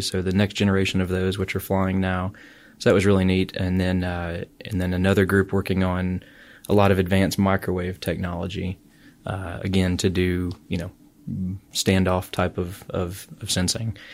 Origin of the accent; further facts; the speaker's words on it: St. Louis, Missouri, United States; also born or lived in Alabama / Ann Arbor, Michigan; now in Auburn, United States; I grew up in Saint Louis, Missouri.